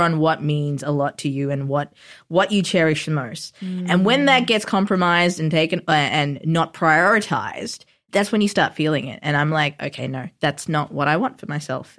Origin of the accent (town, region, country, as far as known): Melbourne, Victoria, Australia; born or raised there; also born or lived in Sri Lanka